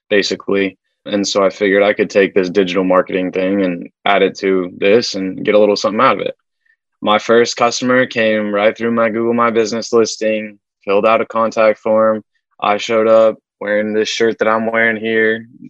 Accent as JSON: {"language": "English", "town": "Wichita", "region": "Kansas", "country": "United States", "moved": "as an adult", "said": "I'm from Wichita, Kansas. That's a lot of mom and pops."}